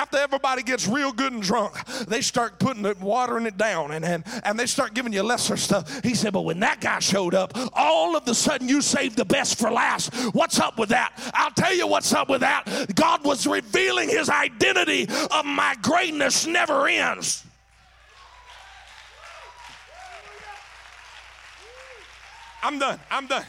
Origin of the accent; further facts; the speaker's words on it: Mississippi, United States; I'm from Mississippi